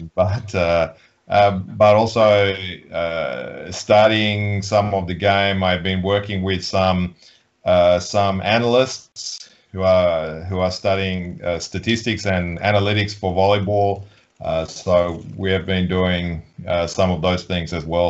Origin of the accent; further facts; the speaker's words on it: Australia; now in Poland; I grew up in Australia with a hot Christmas in summer